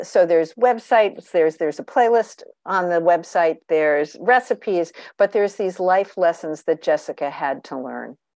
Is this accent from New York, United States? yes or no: yes; Long Island, New York, United States; I grew up on Long Island, New York